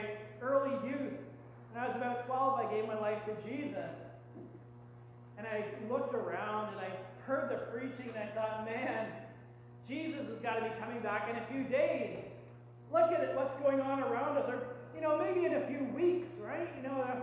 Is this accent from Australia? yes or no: no; Canada; as good Canadian people